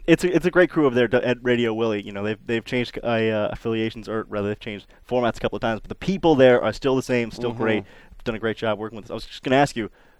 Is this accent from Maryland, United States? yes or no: yes; Baltimore, Maryland, United States; moved away as an adult; also born or lived in Memphis, Tennessee; now in Jackson, United States; I come originally from Baltimore, Maryland, so I grew up, as you might imagine, an Orioles fan.